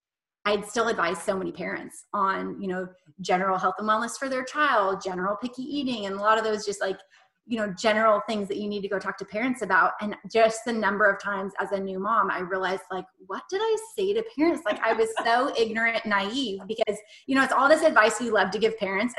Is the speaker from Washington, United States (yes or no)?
yes; Washington, United States; moved away as an adult; also born or lived in Texas; And then I moved down to Texas for my master's in public health, but I'm from Washington State